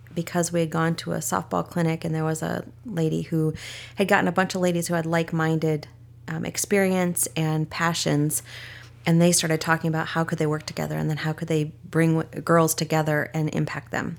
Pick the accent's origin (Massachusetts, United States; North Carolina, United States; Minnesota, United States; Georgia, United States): Minnesota, United States; moved away; also born or lived in Washington / San Diego, California; I was born in Minnesota